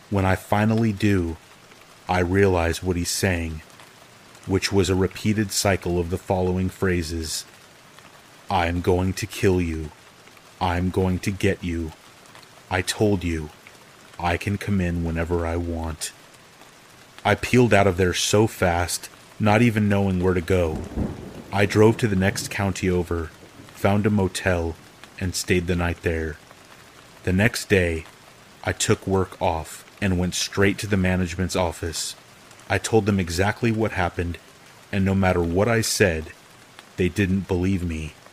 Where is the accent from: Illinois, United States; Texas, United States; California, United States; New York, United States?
California, United States; Of course, I'm from California, and of course, I didn't read the lease carefully.